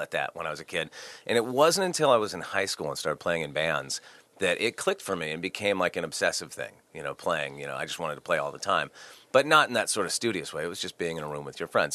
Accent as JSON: {"language": "English", "town": "Santa Barbara", "region": "California", "country": "United States", "tie": "born or raised there", "said": "I grew up in Santa Barbara, California."}